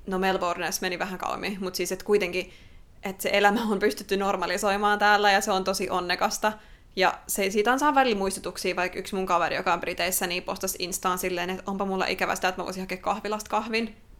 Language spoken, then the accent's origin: Finnish; Finland; now in Australia